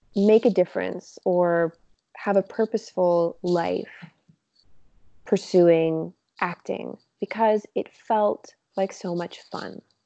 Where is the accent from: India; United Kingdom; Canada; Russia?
Canada; Montreal, Quebec; moved away as an adult; now in Toronto, Canada; I grew up in Montreal.